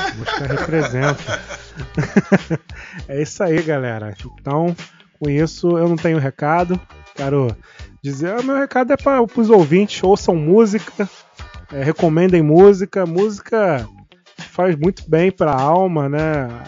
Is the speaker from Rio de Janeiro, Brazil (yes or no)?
yes; Rio de Janeiro, Brazil; a gente é carioca